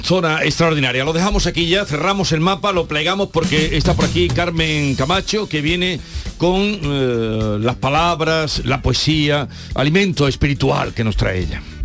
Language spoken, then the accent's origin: Spanish; Villa del Río, Andalusia, Spain; yo soy de Villa del Río